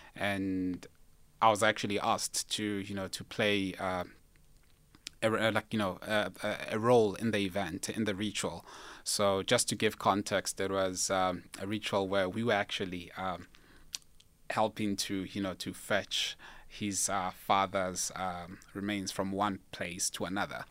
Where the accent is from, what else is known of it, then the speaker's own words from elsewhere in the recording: Limpopo, South Africa; I'm from Limpopo